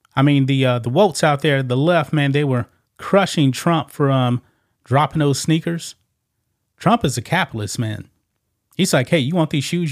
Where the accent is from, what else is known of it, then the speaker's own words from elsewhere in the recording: the South, United States; I'm from the South